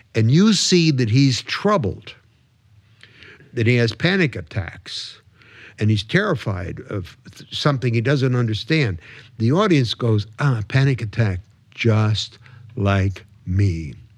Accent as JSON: {"language": "English", "town": "Detroit", "region": "Michigan", "country": "United States", "tie": "born or raised there", "said": "growing up in the, in the suburbs of Detroit."}